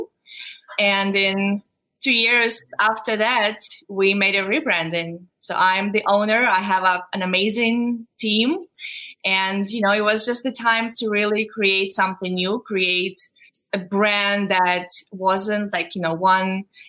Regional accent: Ukraine; moved away as an adult; now in New York, United States; I am from Ukraine originally.

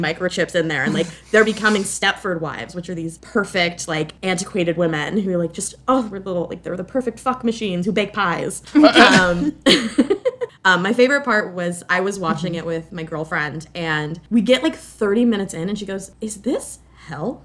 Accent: Florida, United States; I am from Florida

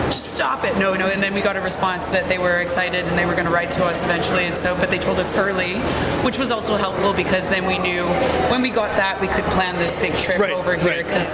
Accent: Berlin, Germany; English is a second language; so we do, and we get, when we're from Berlin and we play in other German cities, they're often like, but I thought you were from Berlin.

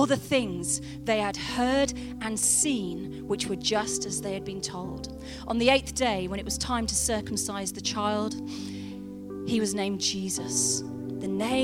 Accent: Oxford, South East England, United Kingdom; moved away; I grew up in Oxford

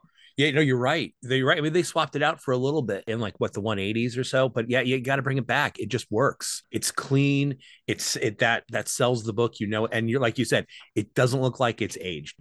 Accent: Amityville, New York, United States; I was born on Long Island. I was born in Amityville

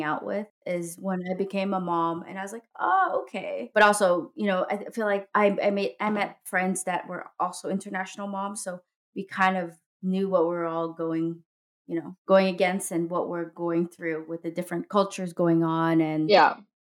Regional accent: Los Angeles, California, United States; moved away as an adult; now in Denmark; I come from Los Angeles

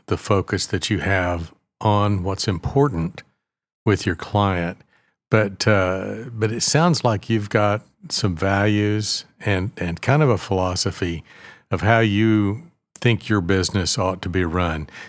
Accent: Oklahoma, United States; I live here and essentially grew up here

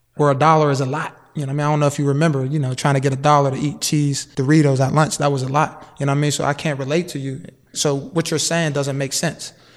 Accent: Wilkinsburg, Pennsylvania, United States; I'm from Wilkinsburg, born and raised

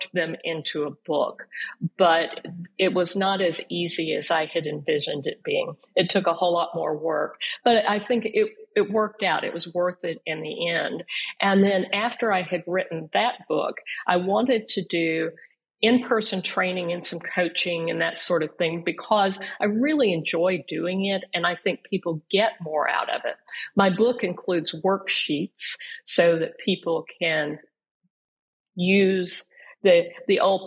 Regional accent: Frogville, Oklahoma, United States; I grew up in Frogville, Oklahoma

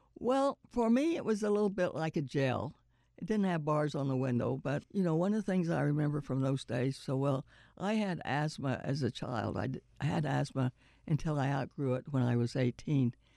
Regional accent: Oklahoma, United States; moved away; I was born in Oklahoma

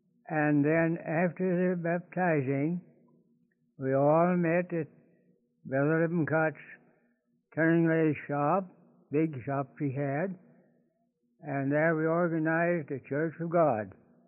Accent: Harrison County, Missouri, United States; now in Stanberry, United States; I was raised in Harrison County, Missouri.

